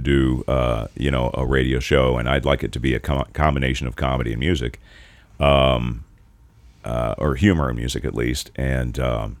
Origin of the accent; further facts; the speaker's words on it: Carmel, Indiana, United States; my hometown is Carmel, and they have more roundabouts than any city in the United States